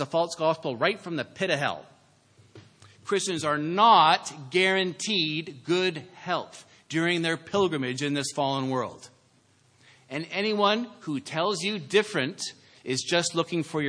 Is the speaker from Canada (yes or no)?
yes; Canada; I'm saying as a Canadian